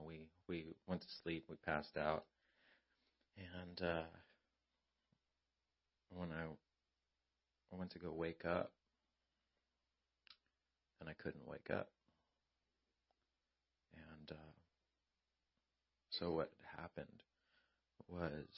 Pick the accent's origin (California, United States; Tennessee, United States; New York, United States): California, United States; Lake Elsinore; we're from Elsinore on Grand